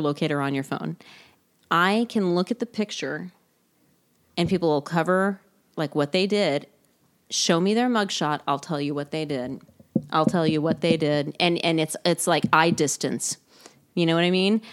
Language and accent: English; Texas, United States; moved away as an adult; also born or lived in Houston / Chicago; now in Los Angeles, United States; I'm from Texas.